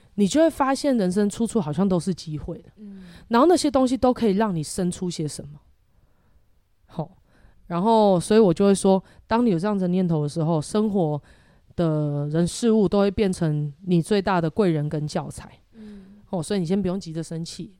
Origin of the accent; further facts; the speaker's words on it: Taiwan; 我们台湾又没办法自产这些东西，可是在台湾要什么有什么